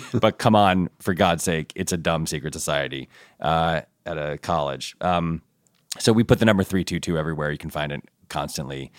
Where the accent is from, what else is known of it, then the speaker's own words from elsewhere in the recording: Ann Arbor, Michigan, United States; I was born in Ann Arbor